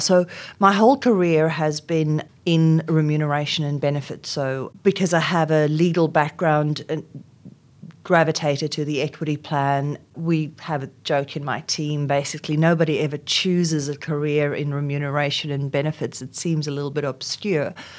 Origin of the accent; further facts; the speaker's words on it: South Africa; first language Afrikaans; English is a second language; moved away as an adult; now in Australia; in South Africa at the time, uh, growing up in, um, during apartheid